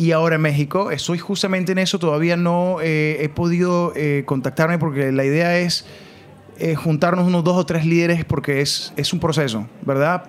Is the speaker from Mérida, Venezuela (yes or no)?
yes; Mérida, Venezuela; moved away as an adult; also born or lived in Lima, Peru; me fui a la universidad en Venezuela a estudiar administración y em, perdí dos años haciendo nada porque no me gustaba, odiaba los números, eso es en Mérida, en mi ciudad